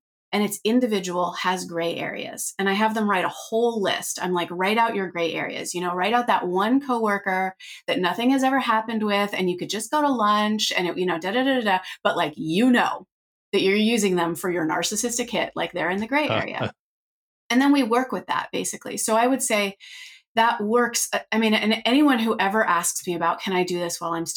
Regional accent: Northern California, United States; I grew up in Northern California, but we lived up a dirt road

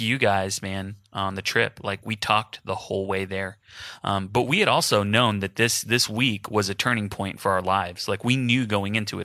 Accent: Houston, Texas, United States; moved away; my family's in Houston. I'm from Houston, just like Jason

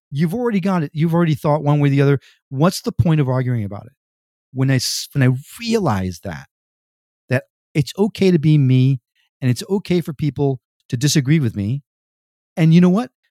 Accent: Connecticut, United States; moved away as an adult; also born or lived in Puerto Rico / New York City; now in Miami, United States; I was raised in Connecticut

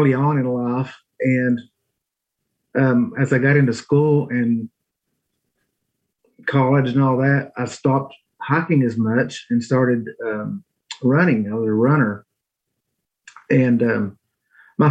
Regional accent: Blount County, East Tennessee, United States; I was born and raised in East Tennessee my entire life. Grew up here in Blount County on a small country farm.

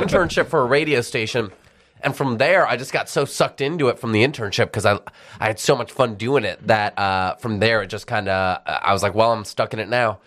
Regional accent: Detroit, Michigan, United States; moved away as an adult; also born or lived in Dubai / Abu Dhabi / Memphis; now in Philadelphia, United States; I grew up in Detroit

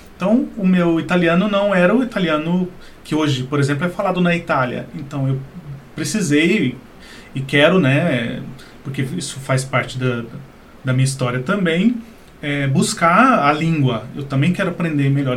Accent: Brazil; nós brasileiros aqui

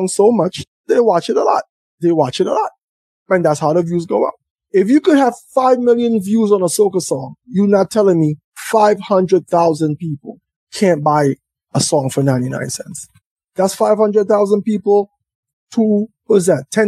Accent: St. Vincent & Grenadines; I'm from St. Vincent

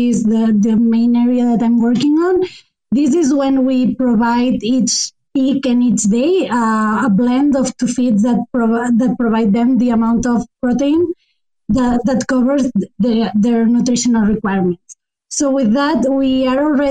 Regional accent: Spain; moved away as an adult; now in Canada; Currently, I'm doing my studies in Canada, but I'm originally from Spain

